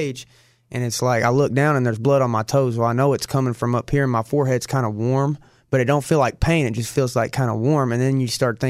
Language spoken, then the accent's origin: English; Arkansas, United States; I'm the bum from Arkansas, you know, straight out the trailer.